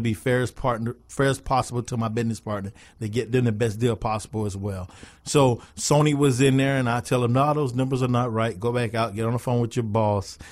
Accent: Miami Gardens, Florida, United States; I started right here in South Florida, born and raised in Carroll City.

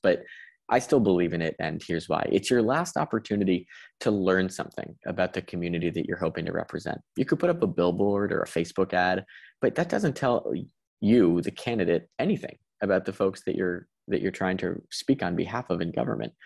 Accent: Connecticut, United States; in my hometown

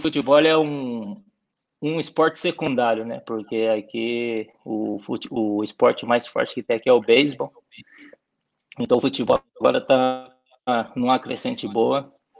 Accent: São Paulo, Brazil; moved away as an adult; now in Nicaragua; Eu saí do Brasil com, com 30 anos

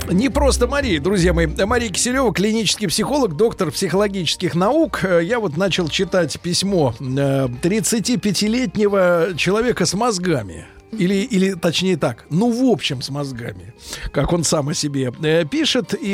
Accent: Saint Petersburg, Russia; Я из Ленинграда.

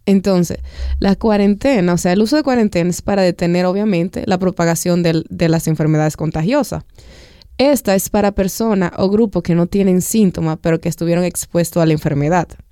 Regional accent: Dominican Republic; como pueblo dominicano

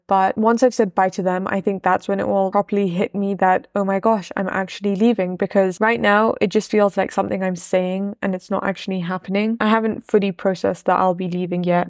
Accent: Leicester, East Midlands, United Kingdom; also born or lived in Wimbledon, London; now in Malawi; I'm from Wimbledon in London, but I only lived there for a few years before I moved to Leicester

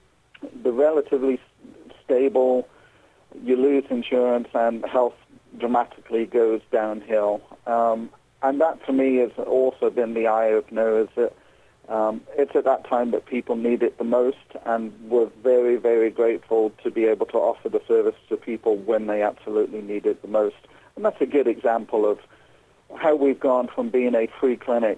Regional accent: England, United Kingdom; moved away as an adult; now in Southeast Indiana, United States; I'm actually from England originally, where I'm a registered mental health nurse

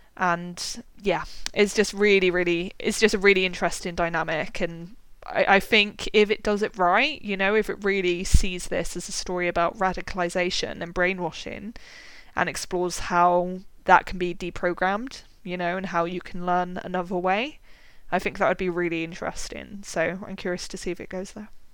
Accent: West Country, South West England, United Kingdom; I'm from the West Country in the UK

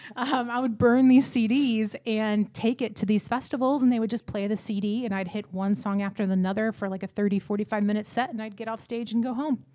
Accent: Pattison, Texas, United States; I am from a little town outside of Houston called Pattison, Texas. That's a town of 300 people. Um, I grew up there from like the ages of four to 18.

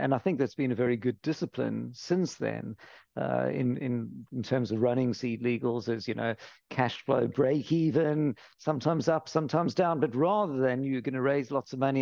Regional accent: Cape Town, Western Cape, South Africa; now in London, United Kingdom; I'm from Cape Town, sunny Cape Town, and always questing for the sun in London

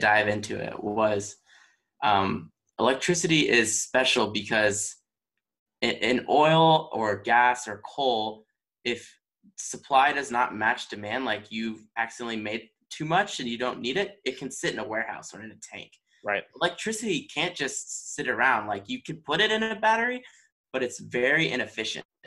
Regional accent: Texas, United States; also born or lived in Michigan; now in Virginia, United States; I'm from Texas

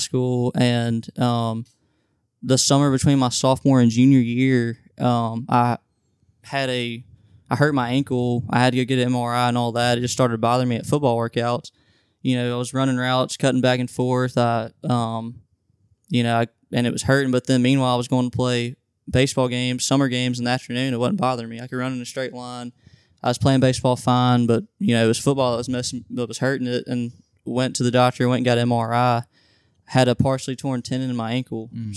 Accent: Madison, Mississippi, United States; I'm from Madison, Mississippi, just like Wilson is

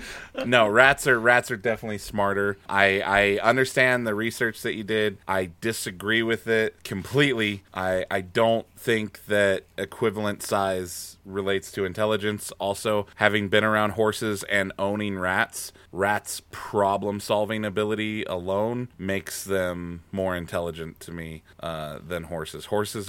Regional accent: Wyoming, United States; I've been around horses. I'm from Wyoming.

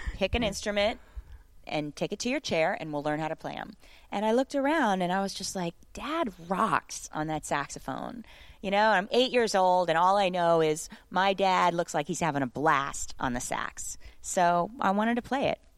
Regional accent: St. Petersburg, Florida, United States; I'm just a little girl from Saint Petersburg, Florida

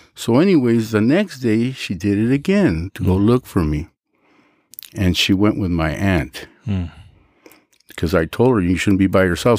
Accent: Los Angeles, California, United States; also born or lived in San Fernando, California; my father bought a house in Pacoima, and I was raised in Pacoima

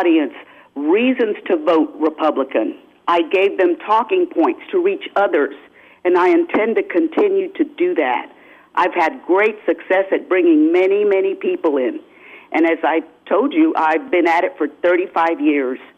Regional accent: San Antonio, Texas, United States; I'm from San Antonio, Bexar County

